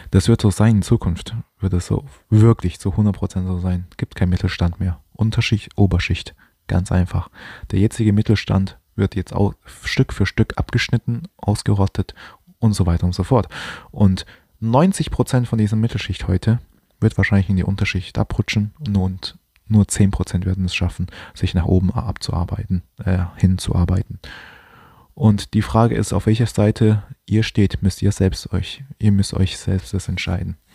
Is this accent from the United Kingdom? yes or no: no; China; Ich bin zwar auch kein Deutscher, ich bin Chinese